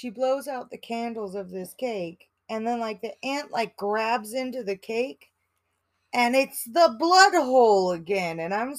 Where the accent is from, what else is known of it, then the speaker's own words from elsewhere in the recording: Colorado, United States; moved away as an adult; now in Massachusetts, United States; we're from Colorado, so we have a lot different of an experience. And we're older